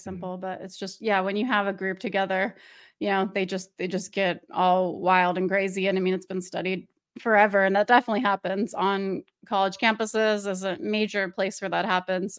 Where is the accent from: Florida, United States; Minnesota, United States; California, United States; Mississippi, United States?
California, United States; Orange County; now in Oregon, United States; I'm from L A, but I'm from Orange County